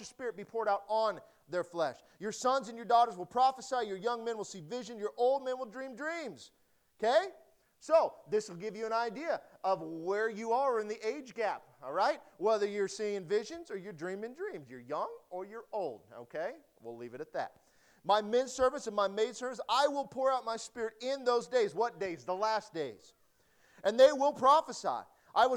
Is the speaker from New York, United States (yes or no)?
no; Nebraska, United States; also born or lived in Detroit, Michigan; growing up in Nebraska